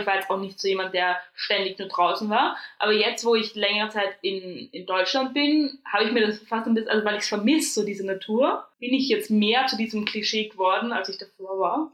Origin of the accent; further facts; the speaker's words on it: Austria; accent: Austrian; moved away as an adult; now in Germany; ich komme aus Österreich